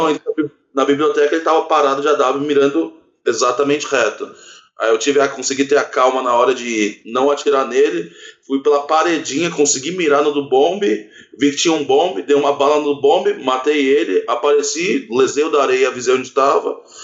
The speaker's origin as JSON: {"language": "Portuguese", "town": "Orlando", "region": "Florida", "country": "United States", "tie": "born or raised there", "moved": "yes", "lives_now": "Brazil", "said": "Eu ainda morava nos Estados Unidos, que eu cresci lá em Orlando"}